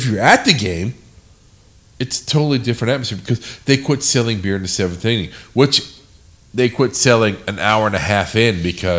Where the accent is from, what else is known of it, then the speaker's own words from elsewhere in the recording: San Diego, California, United States; we're from fucking San Diego.